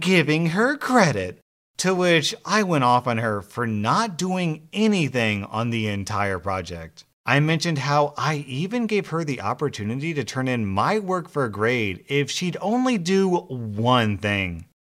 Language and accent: English; United States; As an American